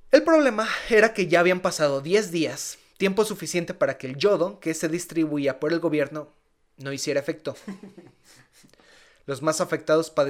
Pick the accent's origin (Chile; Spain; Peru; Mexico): Mexico; Entonces, casi que como mexicanos, mira, con una peda se te quita.